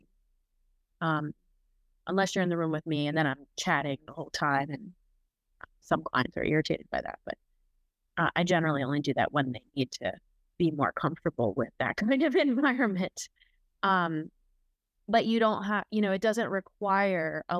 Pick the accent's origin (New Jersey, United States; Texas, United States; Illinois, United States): New Jersey, United States; I'm Italian and I'm from Jersey.